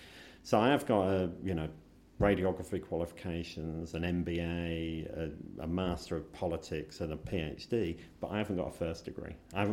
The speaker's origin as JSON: {"language": "English", "region": "England", "country": "United Kingdom", "said": "I'm very British. I love Britain. I am British."}